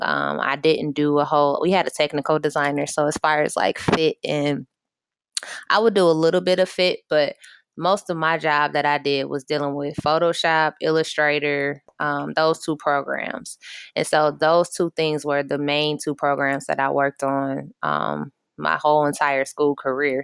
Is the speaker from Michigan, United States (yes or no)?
yes; Michigan, United States; I'm from Michigan